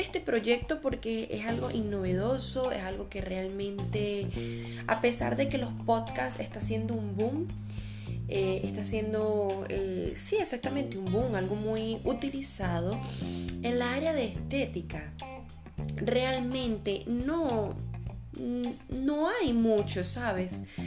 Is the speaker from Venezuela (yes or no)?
yes; Venezuela; first language Spanish; now in Brazil; soy una venezolana de 25 años eh, y actualmente estoy viviendo en Brasil. Y eh, yo soy esteticista, hablo tres idiomas, el español nativo